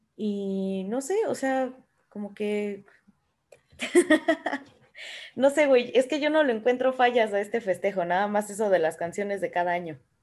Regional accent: Mexico; Como mexicana

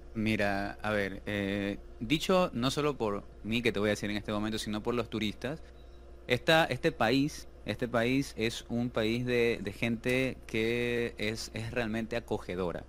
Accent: Ecuador; actualmente ejerzo mi profesión como arquitecto en mi país, Ecuador

